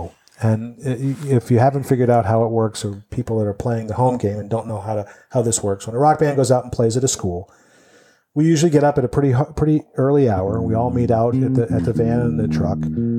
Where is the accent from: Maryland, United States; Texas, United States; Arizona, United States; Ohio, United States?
Ohio, United States; No, I'm from Ohio.